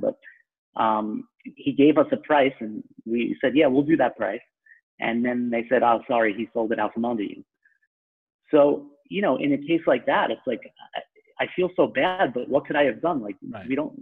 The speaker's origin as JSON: {"language": "English", "area": "Long Island", "region": "New York", "country": "United States", "tie": "born or raised there", "accent": "New York", "said": "I'm a native New Yorker. Well, I'm from Long Island, so people from the city will maybe dispute that sometimes, which is kind of ridiculous because I have the accent"}